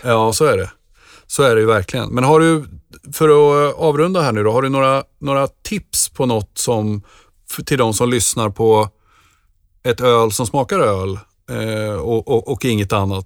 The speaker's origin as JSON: {"language": "Swedish", "town": "Nyköping", "region": "Södermanland", "country": "Sweden", "said": "Jag kommer ju från Nyköping"}